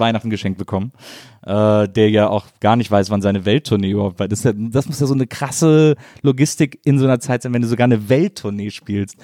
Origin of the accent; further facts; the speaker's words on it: Rhineland, Germany; ich bin halt so to total westdeutsches Kind, irgendwie äh, in den 70ern äh, im Rheinland aufgewachsen